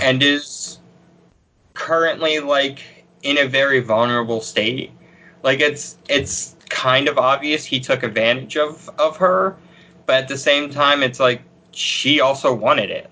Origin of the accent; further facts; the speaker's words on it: Pennsylvania, United States; I'm from Pennsylvania